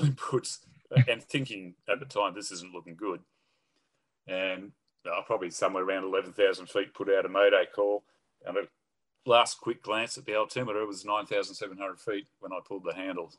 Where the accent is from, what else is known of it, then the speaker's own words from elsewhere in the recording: Sydney, New South Wales, Australia; also born or lived in England; mum, dad, me, and my brother settled in Sydney, and that's where I basically grew up and did all my schooling